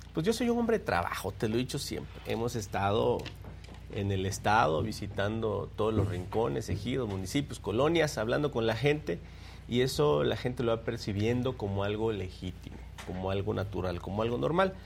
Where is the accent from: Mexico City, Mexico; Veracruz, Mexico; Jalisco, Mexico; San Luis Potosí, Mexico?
Veracruz, Mexico; Minatitlán; yo nací en Minatitlán. Yo soy veracruzano, nací ahí